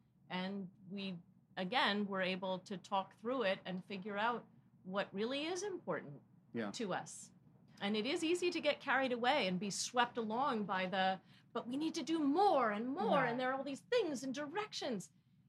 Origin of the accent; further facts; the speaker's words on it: Connecticut, United States; also born or lived in New York City / Baltimore; I was born in New York City also, but grew up in Connecticut. And I moved around rather a lot. I spent 4 years in boarding school outside of Baltimore, Maryland.